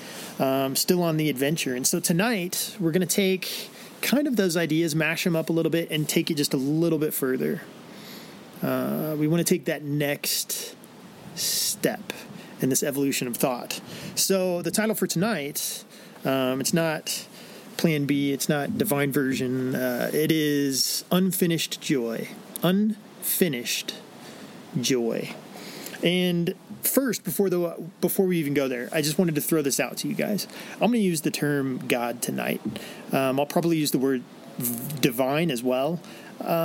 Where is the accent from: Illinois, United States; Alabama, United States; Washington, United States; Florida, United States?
Illinois, United States; I grew up in Illinois